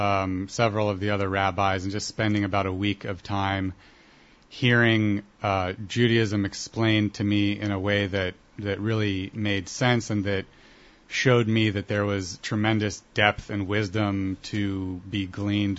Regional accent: Columbus, Ohio, United States; also born or lived in Israel; I come from Columbus, Ohio, actually born in Israel, but I grew up in Columbus

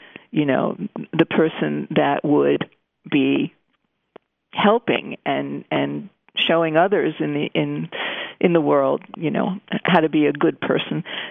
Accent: New Jersey, United States; I grew up in New Jersey, as you said, to a very loving family

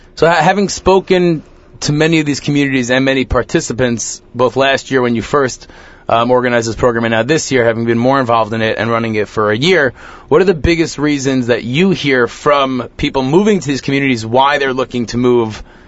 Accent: New York, United States; I'm from New York my entire family, all of my aunts and uncles, all of my cousins, all everybody we know lives within 30 miles of Manhattan.

